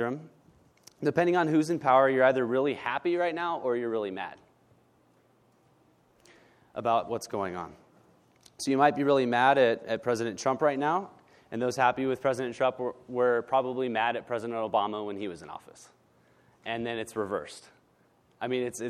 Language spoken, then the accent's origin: English; Northern California, United States; now in Southern California, United States; I was born and raised in Northern California